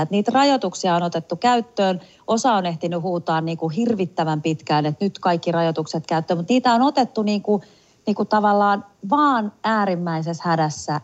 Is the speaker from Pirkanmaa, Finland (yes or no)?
yes; Tampere, Pirkanmaa, Finland; kotikaupungissani Tampereella